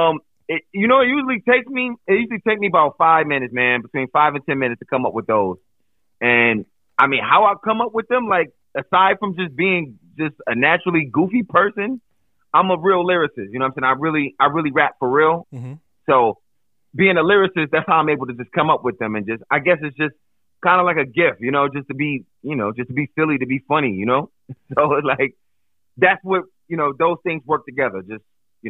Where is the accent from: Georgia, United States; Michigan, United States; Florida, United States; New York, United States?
New York, United States; Buffalo; also born or lived in New Jersey; now in Pennsylvania, United States; born and raised in Buffalo